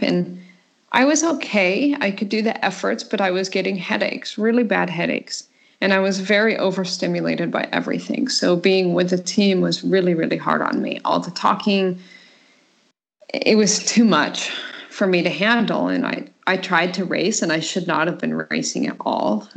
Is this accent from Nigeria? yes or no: no; Colorado, United States; moved away as an adult; now in Denmark; I'm from the United States and um, from Colorado. I was born and raised there.